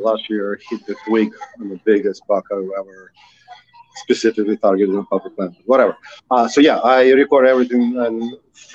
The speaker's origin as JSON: {"language": "English", "country": "Ukraine", "moved": "yes", "said": "I'm from Ukraine"}